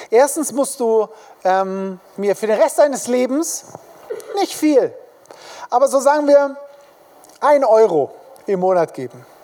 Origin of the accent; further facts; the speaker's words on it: Königsfeld, Germany; die kommen jetzt nicht unbedingt nach Hintertupfingen oder nach ähm, Königsfeld, wo ich herkomme, sondern sie kommen in die Großstädte, in die Hauptstädte